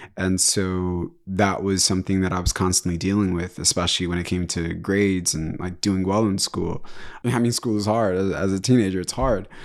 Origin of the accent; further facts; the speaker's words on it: Kinshasa, DR Congo; I was born in Kinshasa, which is the capital of D R Congo, uh, Democratic Republic of Congo.